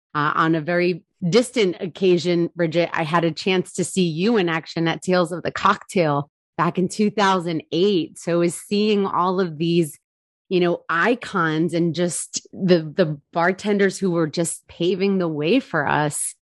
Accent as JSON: {"language": "English", "region": "New Jersey", "country": "United States", "tie": "born or raised there", "also_born_or_lived": "Charleston, South Carolina", "said": "I am born and raised in New Jersey"}